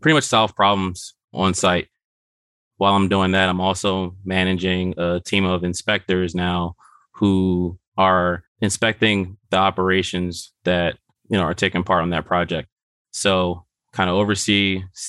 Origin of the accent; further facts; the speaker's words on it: Philadelphia, Pennsylvania, United States; Born and raised in West Philadelphia